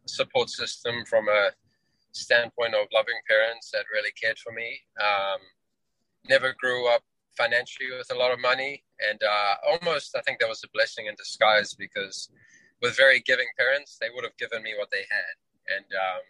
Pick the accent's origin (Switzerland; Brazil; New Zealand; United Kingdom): New Zealand; moved away as an adult; also born or lived in Johannesburg, South Africa; now in United States; I'm originally from South Africa, Johannesburg, South Africa, where I was born. Grew up in New Zealand, where I spent a good third of my life, and then moved to the US